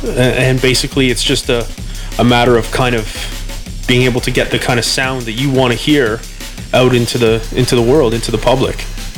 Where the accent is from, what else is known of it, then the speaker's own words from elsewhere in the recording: Edmonton, Alberta, Canada; also born or lived in Toronto; Edmonton. I've actually just recently moved back here just to be around my family for a while.